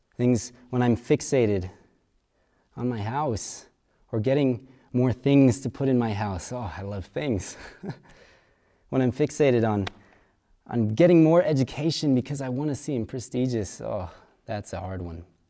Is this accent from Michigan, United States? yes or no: no; Kansas, United States; I'm from Kansas